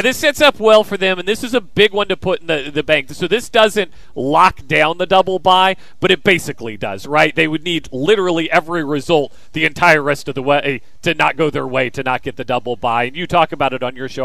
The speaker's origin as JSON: {"language": "English", "region": "Kansas", "country": "United States", "tie": "born or raised there", "moved": "as an adult", "lives_now": "Virginia, United States", "said": "I grew up in Kansas. I moved out to Virginia"}